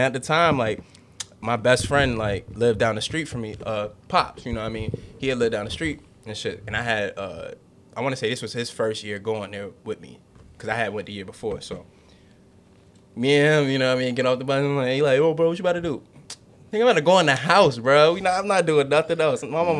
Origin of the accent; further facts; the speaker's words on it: Norfolk, Virginia, United States; especially like where I grew up in Norfolk, like, especially like the early part. Yeah, it was just mad kids around. We all lived in this like little cul-de-sac